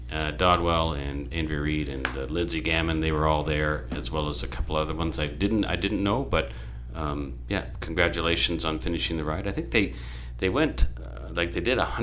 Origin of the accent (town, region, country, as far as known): Ireland